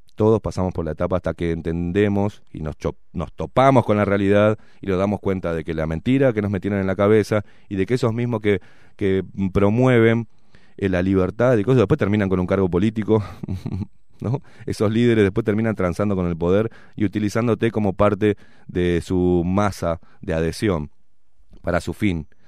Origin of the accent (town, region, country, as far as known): Uruguay